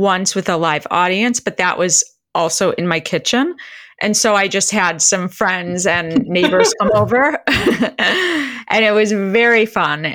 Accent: Midwest, United States; now in Chicago, United States; I am definitely a Midwesterner.

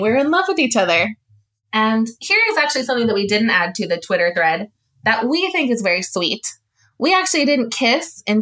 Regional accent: Dublin, Leinster, Ireland; I grew up in Dublin in Ireland from when I was 9 years old

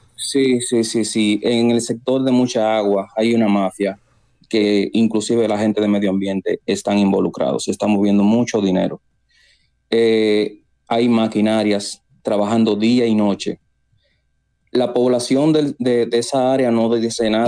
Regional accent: San Cristóbal, Dominican Republic; moved away; en mi pueblo San Cristóbal

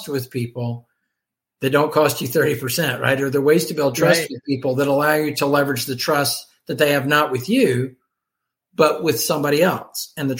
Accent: Columbia, South Carolina, United States; moved away as an adult; now in St. Louis, United States; my move from my hometown, Columbia, South Carolina, to St. Louis, Missouri

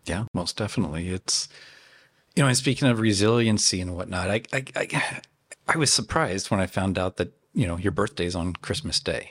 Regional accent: Tennessee, United States; moved away; I grew up in Tennessee

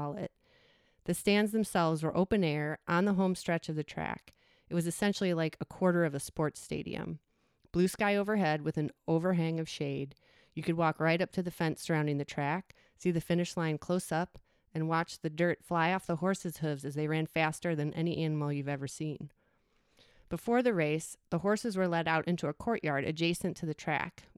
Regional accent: suburb neighboring Arlington Heights, near Chicago, Illinois, United States; my hometown's neighboring town, Arlington Heights

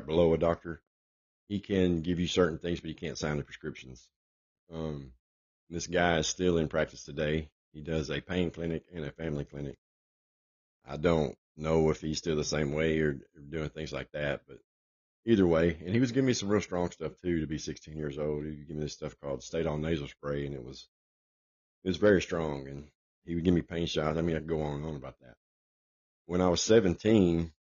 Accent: Nashville, Tennessee, United States; I was born in Nashville, Tennessee

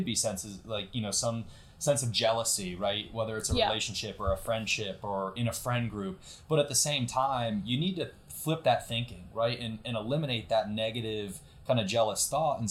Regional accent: Connecticut, United States; now in Atlanta, United States; I lived growing up in a small town in Connecticut

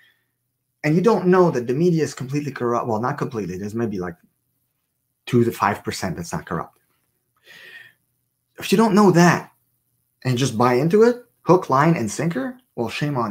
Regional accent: Canada; I'm Canadian

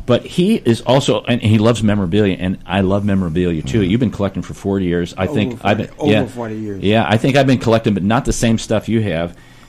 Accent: St. Louis, Missouri, United States; I'm born and raised in St. Louis.

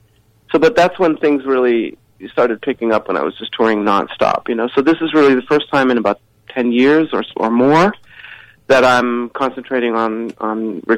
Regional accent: Johannesburg, Gauteng, South Africa; also born or lived in Nairobi, Kenya / Germany; I grew up in Kenya first, in Nairobi, Kenya, and then in Johannesburg, South Africa.

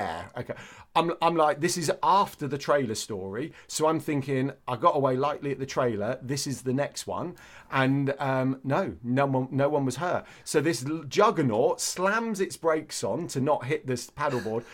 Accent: Andover, South East England, United Kingdom; I grew up in Andover

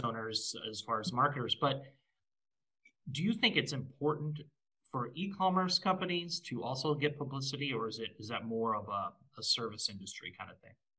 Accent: Nebraska, United States; I grew up in Nebraska

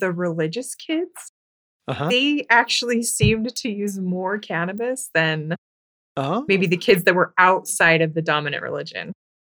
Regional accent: Lindon, Utah, United States; I grew up in Linden, Utah.

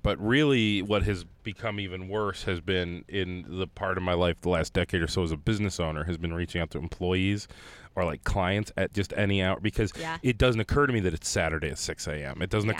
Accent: Ohio, United States; And I was from Ohio.

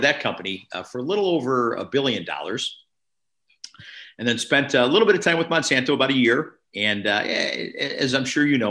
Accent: Chicago, Illinois, United States; moved away as an adult; also born or lived in Northern California; now in Buffalo, United States; I grew up in Chicago and was exposed to snow as a kid

